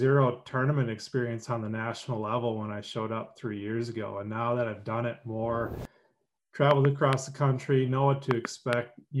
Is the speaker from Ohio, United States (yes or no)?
no; Minneapolis, Minnesota, United States; I grew up in Minnesota, like Twin Cities, Minneapolis, St. Paul.